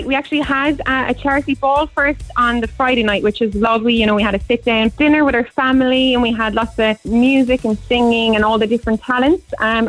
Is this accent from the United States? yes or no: no; County Clare, Munster, Ireland; also born or lived in Cork; I'm from Clare, so I live in Beerfield, just outside Ennis.